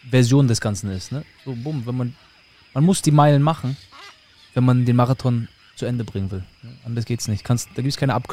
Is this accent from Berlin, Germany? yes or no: no; Rostock, Mecklenburg-Vorpommern, Germany; also born or lived in Schwerin; now in Florida, United States; Ich bin in Schwerin geboren, Mecklenburg-Vorpommern. Ähm, dann die ersten paar Jahre in Schwerin gelebt und bin dann, ich glaube, mit sechs sind wir nach Rostock gezogen.